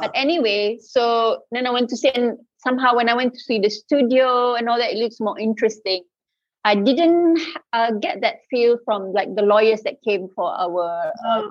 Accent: Kelantan, Malaysia; I am from the East Coast, Kelantan, uh, famously uh, known as the uh, cradle of culture in Malaysia. So I think that kind of affects upbringing a bit

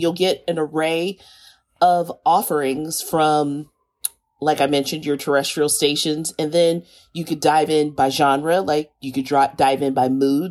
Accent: Kansas City, Missouri, United States; I grew up in Kansas City.

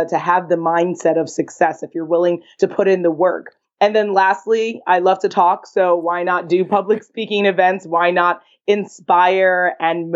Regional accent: New York City, New York, United States; I'm born and raised in Manhattan, nice. New York. I'm proud of being a New Yorker

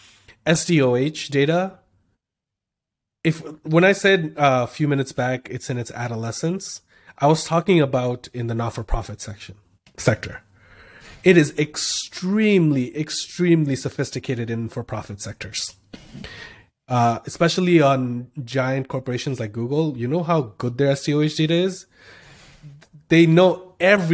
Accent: Canada; I'm from Canada

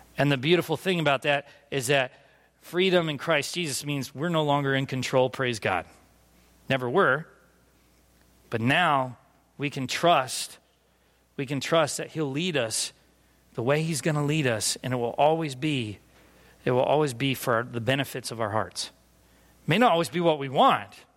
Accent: California, United States; moved away as an adult; also born or lived in Philadelphia; I grew up in California

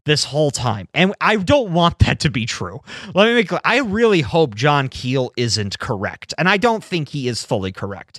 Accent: United States; growing up in America

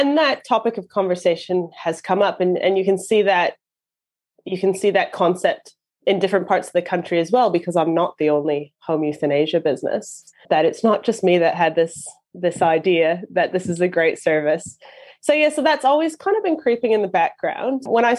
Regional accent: Canada; now in New Zealand; Yeah, it's funny now because my accent sounds odd here and my accent sounds odd at home as well. So I don't really fit in anywhere anymore. But yeah, so I'm from Canada.

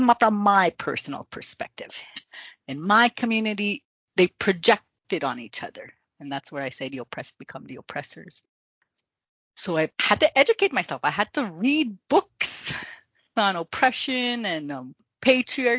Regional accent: Maskwacis, Alberta, Canada; I grew up on a reserve called Musquechese in the middle of Alberta

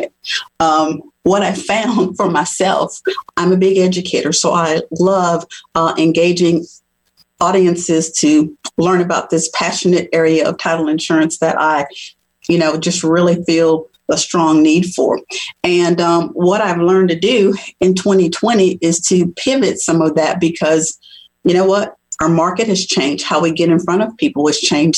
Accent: New Orleans, Louisiana, United States; moved away as an adult; also born or lived in Tennessee; I grew up in New Orleans, Louisiana, where there is a gumbo mixing pot of cultures

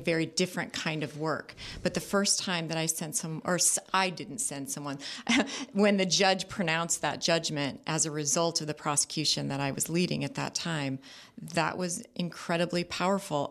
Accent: Orange County, California, United States; also born or lived in Los Angeles; I grew up, I was born in Los Angeles and raised in Orange County

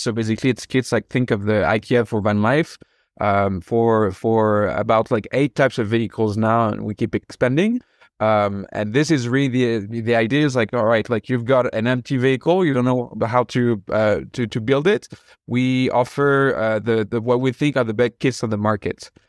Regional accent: France; moved away as an adult; also born or lived in San Francisco, United States; now in United States; I'm originally from France, and I moved over to the U.S. in 2013

